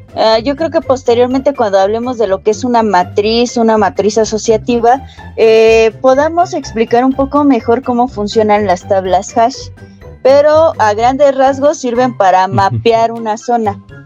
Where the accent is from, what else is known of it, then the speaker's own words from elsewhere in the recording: State of Mexico, Mexico; como soy del Estado de México